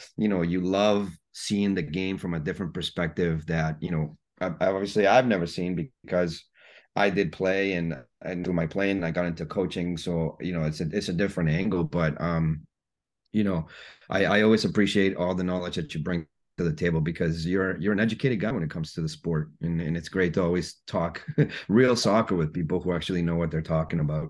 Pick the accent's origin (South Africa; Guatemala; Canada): Guatemala; moved away; I was born and raised in Guatemala